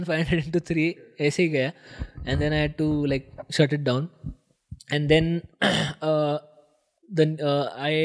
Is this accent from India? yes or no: yes; Nashik, Maharashtra, India; I want to be in Nasik, which is my hometown